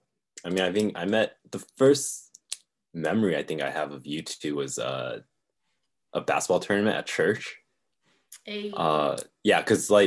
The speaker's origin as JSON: {"language": "English", "region": "California", "country": "United States", "tie": "born or raised there", "also_born_or_lived": "Florida / Taiwan", "said": "I grew up in California, and then my parents took me and my brother, I have a younger brother, 2 years younger than me, to Florida."}